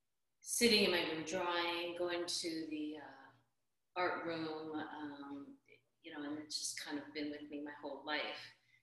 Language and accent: English; Austin, Texas, United States; born there; I'm originally from back east. I was born in Austin, Texas. I now live out on the West Coast, Southwest. Kind of moved around.